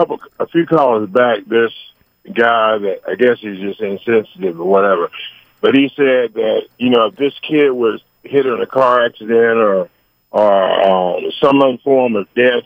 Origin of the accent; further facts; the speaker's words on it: Destin, Florida, United States; In other words, when you go to Florida, I'm from Florida, okay? Mm-hmm. I'm from the Destin area, okay? So when we go swimming, we swim with sharks.